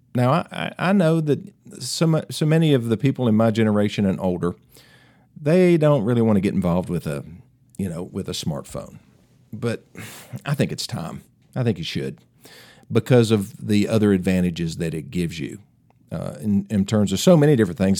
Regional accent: Tennessee, United States; accent: Tennessee; my Tennessee accent

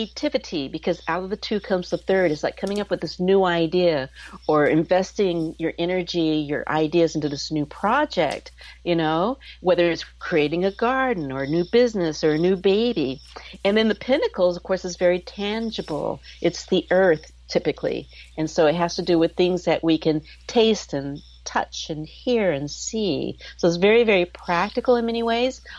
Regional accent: Texas, United States; now in West Coast, United States; I grew up in Texas

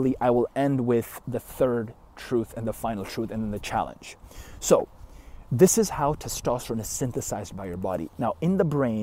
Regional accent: Canada; I'm Canadian.

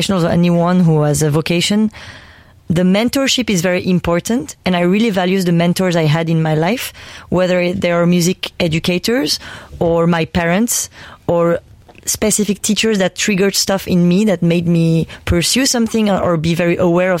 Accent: Paris, Île-de-France, France; also born or lived in Armenia; I've grown with a lot of folk music, Armenian folk music, but also growing up in Paris

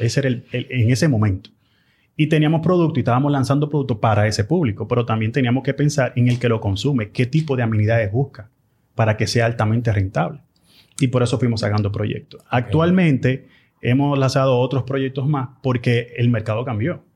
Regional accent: Dominican Republic; como dominicanos que somos

